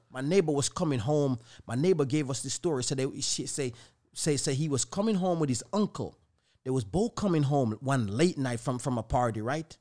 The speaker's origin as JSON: {"language": "English", "country": "Jamaica", "tie": "born or raised there", "said": "Growing up in Jamaica"}